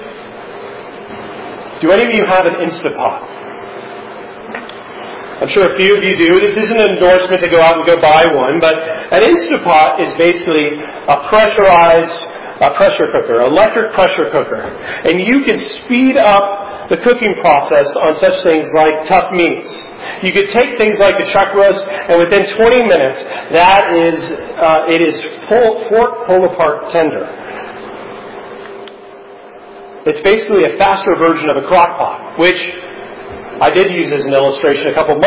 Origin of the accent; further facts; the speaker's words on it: United States; us as an American audience